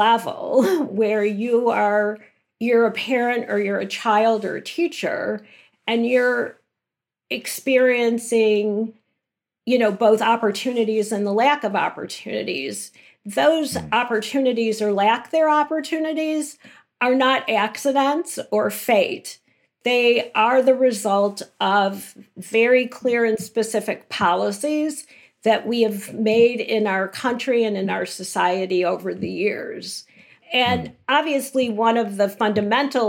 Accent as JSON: {"language": "English", "town": "Chicago", "region": "Illinois", "country": "United States", "tie": "born or raised there", "said": "I grew up in Chicago and went to, you know, the same public school from kindergarten through eighth"}